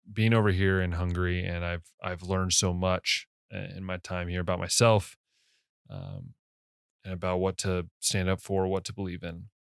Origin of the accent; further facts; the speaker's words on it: United States; as an American